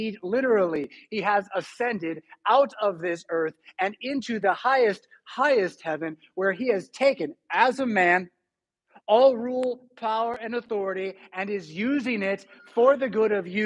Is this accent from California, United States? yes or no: yes; California, United States; now in Rockford, United States; I'm from California